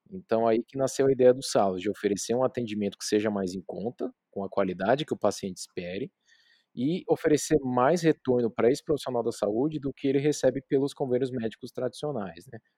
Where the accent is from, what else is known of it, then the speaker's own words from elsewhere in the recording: São Paulo, Brazil; now in Bauru, Brazil; eu vim de São Paulo morar em Bauru, então não tinha acesso a, a plano, nem nada particular